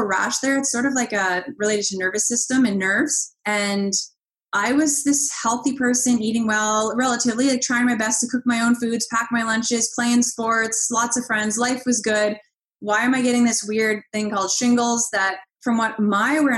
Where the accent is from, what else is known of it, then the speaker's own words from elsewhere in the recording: Halifax, Nova Scotia, Canada; now in Ottawa, Canada; I grew up in Halifax, Nova Scotia.